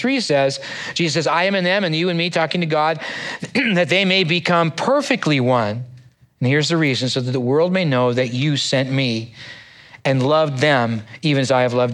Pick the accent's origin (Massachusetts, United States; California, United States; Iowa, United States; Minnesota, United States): California, United States; San Diego; also born or lived in Bay Area; now in Cypress, United States; I grew up in San Diego area